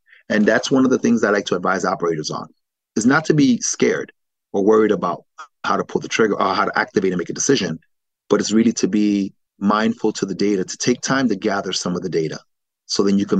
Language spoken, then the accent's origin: English; New York, United States; also born or lived in Miami / Philadelphia; growing up in New York and in the East Coast, Miami, Philadelphia, that's what it was.